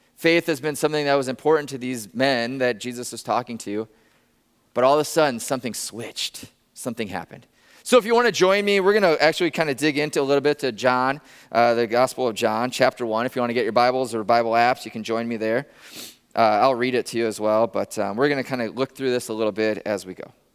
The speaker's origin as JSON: {"language": "English", "region": "Northwest Iowa", "country": "United States", "tie": "born or raised there", "said": "I grew up in Northwest Iowa, a tiny town of, like, seven hundred people in Northwest Iowa"}